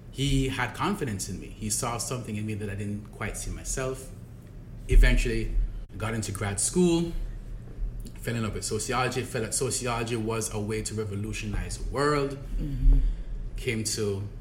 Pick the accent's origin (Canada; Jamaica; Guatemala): Jamaica; I grew up in Jamaica. I grew up in Jamaica in a middle class ha- household. My dad was a civil servant, my mom was a teacher.